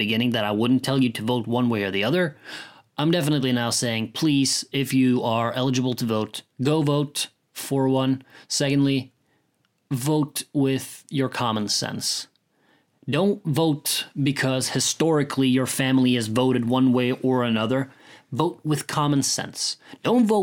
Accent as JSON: {"language": "English", "country": "Norway", "said": "I come from Norway, where Vikings and such are a prevalent part of our history"}